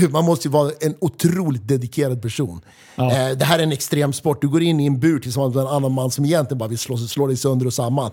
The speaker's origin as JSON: {"language": "Swedish", "town": "Västerås", "region": "Västmanland", "country": "Sweden", "said": "vi är från Västerås"}